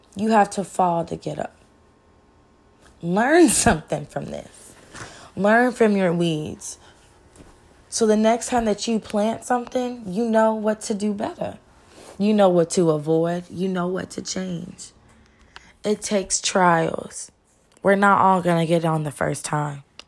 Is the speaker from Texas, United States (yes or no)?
yes; Texas, United States; I'm from the Lone Star State, where everything is bigger and better in Texas.